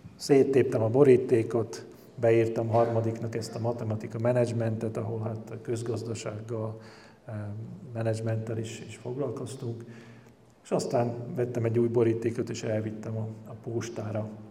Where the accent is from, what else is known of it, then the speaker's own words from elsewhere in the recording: Komárno, Nitra Region, Slovakia; magyar vagyok